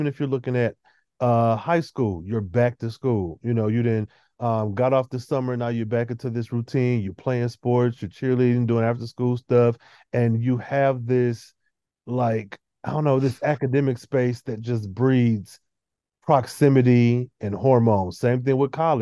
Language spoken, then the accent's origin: English; Michigan, United States; I'm from Michigan